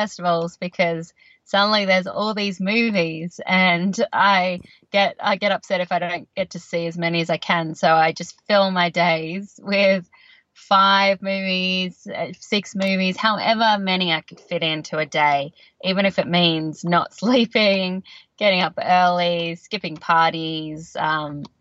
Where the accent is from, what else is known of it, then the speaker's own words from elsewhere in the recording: Canberra, Australian Capital Territory, Australia; moved away as an adult; also born or lived in Sydney, Australia; now in Los Angeles, United States; where I grew up in Canberra, Australia